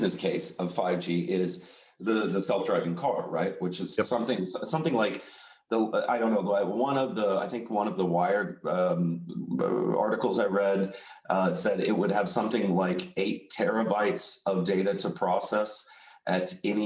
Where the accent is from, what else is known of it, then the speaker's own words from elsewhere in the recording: Texas, United States; now in Amsterdam, Netherlands; I'm from Texas